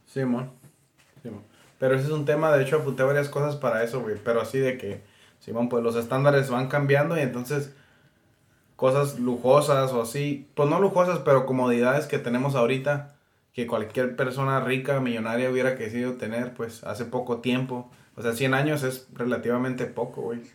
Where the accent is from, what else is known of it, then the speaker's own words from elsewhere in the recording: Yuma, Arizona, United States; nunca salí de Yuma